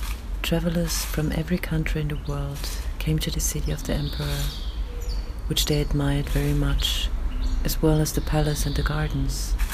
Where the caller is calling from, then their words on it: Vienna, Austria; I'm reading from Vienna at about 6 o'clock in the morning.